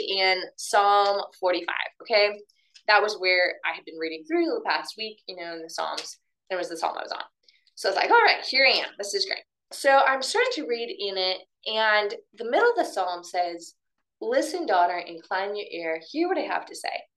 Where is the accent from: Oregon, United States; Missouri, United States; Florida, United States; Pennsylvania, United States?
Oregon, United States; moved away as an adult; also born or lived in Castle Rock, Colorado; I grew up in Oregon